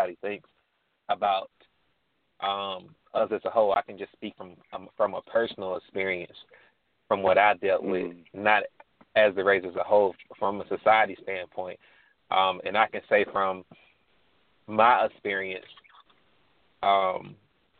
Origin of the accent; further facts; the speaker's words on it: Birmingham, Alabama, United States; I grew up in Birmingham, Alabama, in the urban area